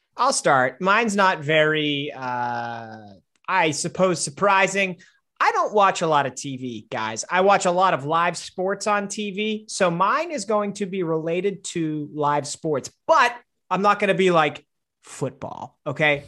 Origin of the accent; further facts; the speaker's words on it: Wisconsin, United States; my home state of Wisconsin